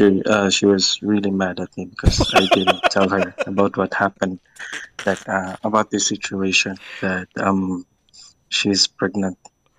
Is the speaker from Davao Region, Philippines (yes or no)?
yes; Davao City, Davao Region, Philippines; I am from Davao, 28 years old. I am a married guy.